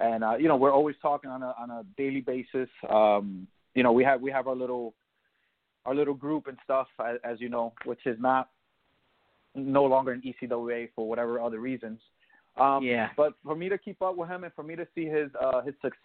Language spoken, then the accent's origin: English; San Juan, Puerto Rico; I'm Puerto Rican, right? I'm straight from the island. I am straight from San Juan, Puerto Rico